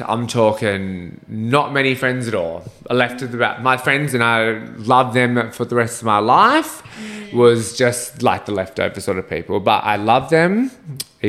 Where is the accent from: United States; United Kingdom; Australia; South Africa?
Australia; Bomaderry, New South Wales; I went to Bomaderry High School, which is just Bomaderry